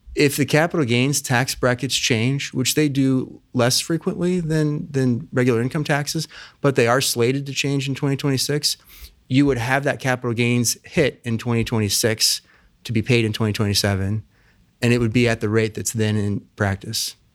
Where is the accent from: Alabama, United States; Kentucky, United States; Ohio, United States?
Ohio, United States; Plain City; also born or lived in Oxford, Ohio / Chicago; I grew up out in Plain City